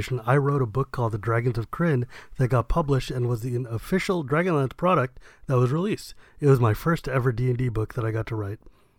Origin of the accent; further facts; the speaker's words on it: California, United States; Look, yeah, I'm from California.